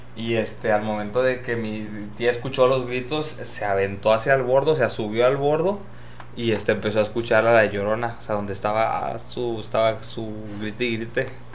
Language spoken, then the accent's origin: Spanish; Tangamandapio, Michoacán, Mexico; en mi pueblito en Tangamandapio